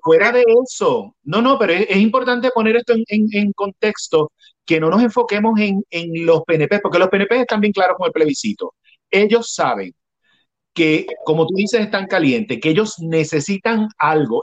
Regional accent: Puerto Rico

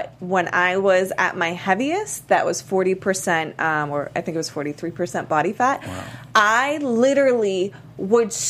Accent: Miami, Florida, United States; I'm, I'm from Miami. Miami so, that's yeah, what I was going to say.

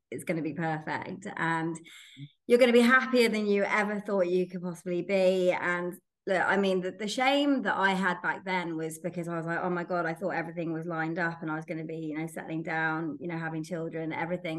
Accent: England, United Kingdom; moved away as an adult; also born or lived in Malta; now in Perth, Australia; You can probably tell from my accent that I'm originally from England. I left England when I was 30

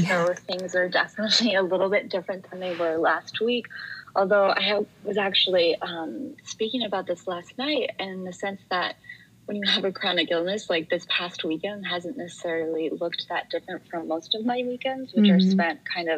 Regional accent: a suburb of Chicago, Illinois, United States; I grew up in a suburb of Chicago

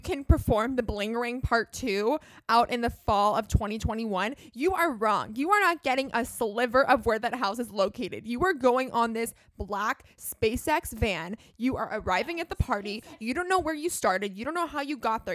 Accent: Los Angeles, California, United States; I grew up in Los Angeles

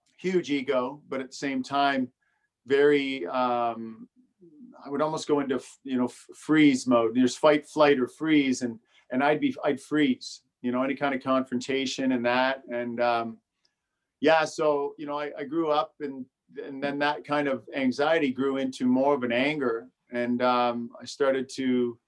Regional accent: Brockville, Ontario, Canada; moved down here to Brockville, where we are now, when I was about six. And I grew up here

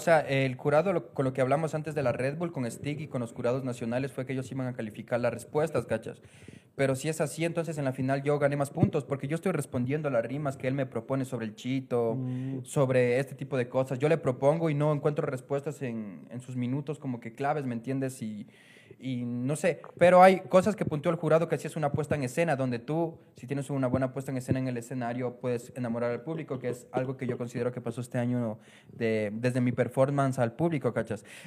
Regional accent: Ecuador; como ecuatoriano

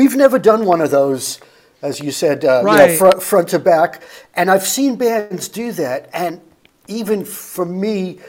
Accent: Atlanta, Georgia, United States; I'm from Atlanta, man.

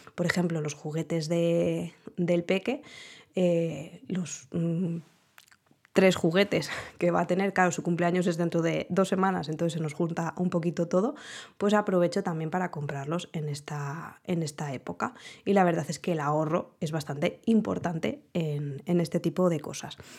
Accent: Spain; como buenos españoles que somos

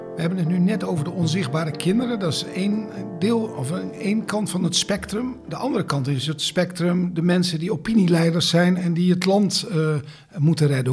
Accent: Netherlands; wij als Nederlanders

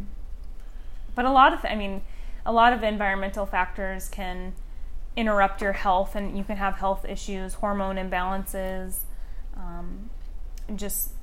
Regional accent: the Northwest, Pacific Northwest, United States; now in Scottsdale, United States; Growing up in the Northwest, just surrounded by nature all around me

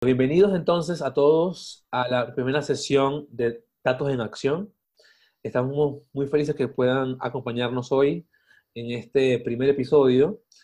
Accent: Venezuela; moved away as an adult; also born or lived in Mexico City; now in Mexico; soy de Venezuela, eh, vivo aquí en México hace cuatro años prácticamente

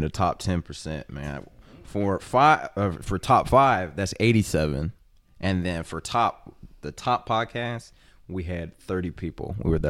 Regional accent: Fort Worth, Texas, United States; From Fort Worth, Texas, the greatest state in the world. Not in the US, in the entire world.

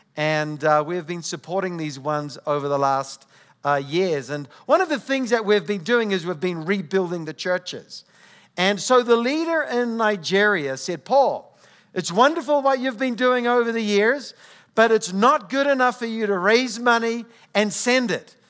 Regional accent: New Zealand; accent: New Zealand; moved away; I come from New Zealand. So if you're trying to figure out where my accent comes from, uh, New Zealand

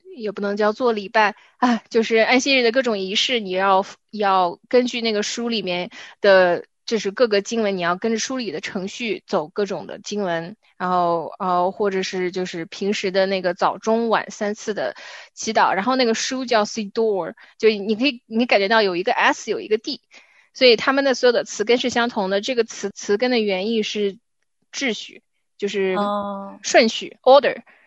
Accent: China; 就好像我们中国人有农历一样

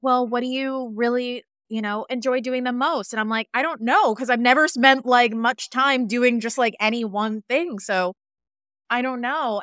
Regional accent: Westchester, New York, United States; I grew up in Westchester and I'm an hour outside the city

